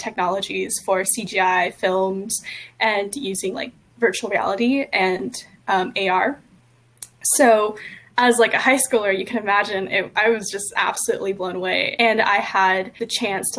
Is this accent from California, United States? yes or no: yes; East Bay, California, United States; I grew up in the East Bay, so I was maybe an hour or so away from Silicon Valley